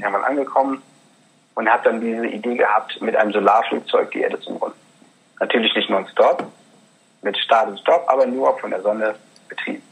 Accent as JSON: {"language": "German", "region": "North Rhine-Westphalia", "country": "Germany", "tie": "born or raised there", "also_born_or_lived": "Regensburg area, Bavaria", "moved": "yes", "lives_now": "near Regensburg, Germany", "said": "ich bin in Nordrhein-Westfalen groß geworden."}